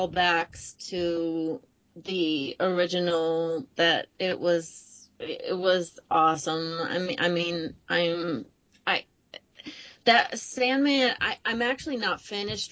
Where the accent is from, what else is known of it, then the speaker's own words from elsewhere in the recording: New York, United States; also born or lived in the American South; I'm from New York, not New York City